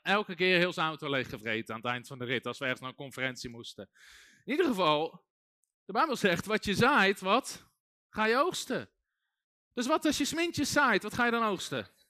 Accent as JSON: {"language": "Dutch", "country": "Netherlands", "tie": "born or raised there", "said": "ik ben ook geboren in Nederland"}